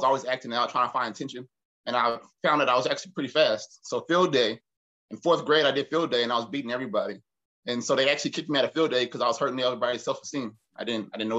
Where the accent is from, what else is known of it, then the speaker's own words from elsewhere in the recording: Arlington, Texas, United States; moved away as an adult; I'm from Arlington, Texas